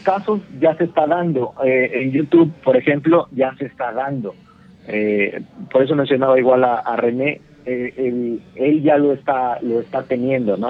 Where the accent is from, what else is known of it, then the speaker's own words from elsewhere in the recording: Mexico; now in Cancún, Mexico; nací en Martínez, pero vivía, vivíamos los primeros, los primeros 12 años vivimos en un pueblo muy cercano a Martínez